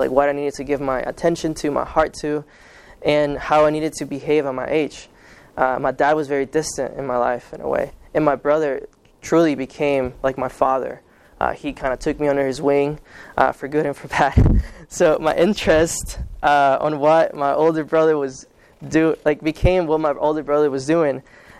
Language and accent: English; Guatemala; born there; Okay, so I was born in Guatemala.